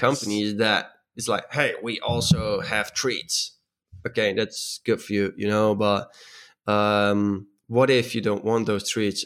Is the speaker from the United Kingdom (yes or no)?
no; Netherlands; I'm from the Netherlands, and apparently in the Netherlands, we're pretty direct people.